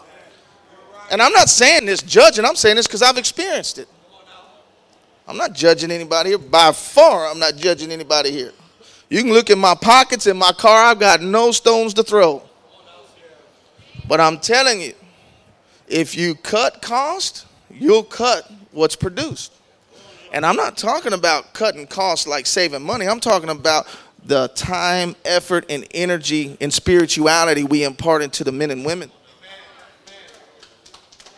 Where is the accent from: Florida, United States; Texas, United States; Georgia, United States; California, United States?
Texas, United States; I'm from Texas